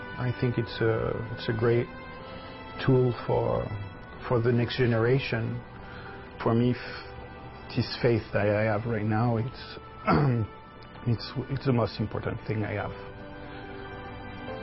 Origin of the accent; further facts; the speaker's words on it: Brittany, France; moved away as an adult; also born or lived in Florida, United States; now in Connecticut, United States; where I come from, Brittany in France